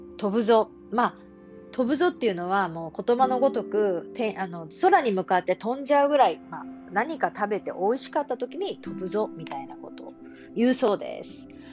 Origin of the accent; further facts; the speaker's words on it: Japan; accent: standard Japanese (hyōjungo); 私は日本語で標準語なんです